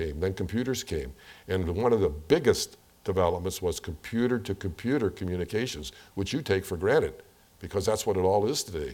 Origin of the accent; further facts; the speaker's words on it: St. Louis, Missouri, United States; when I grew up in St. Louis